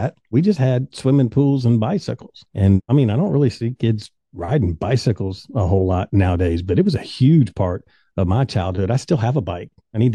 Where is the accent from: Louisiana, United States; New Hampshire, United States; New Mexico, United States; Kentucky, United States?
Kentucky, United States; also born or lived in Phoenix, Arizona; I'm definitely a Kentucky boy